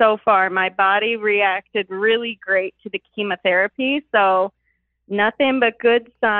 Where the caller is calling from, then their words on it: Chicago, Illinois, United States; I'm 27, and I am calling from the Chicagoland area.